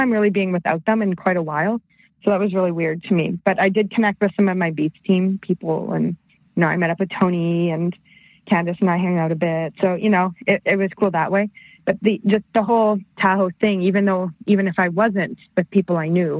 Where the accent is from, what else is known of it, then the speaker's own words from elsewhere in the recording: Canada; I'm Canadian